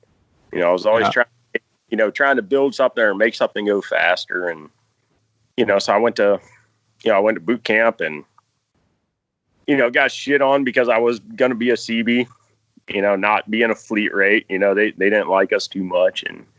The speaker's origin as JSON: {"language": "English", "town": "Charlottesville", "region": "Virginia", "country": "United States", "tie": "born or raised there", "said": "Charlottesville, Virginia."}